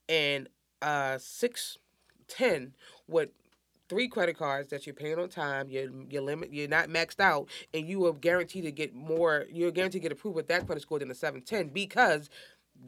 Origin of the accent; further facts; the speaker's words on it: New York, United States; moved away; also born or lived in Woodlawn, Baltimore, Maryland; I'm from Harlem, a.k.a. New York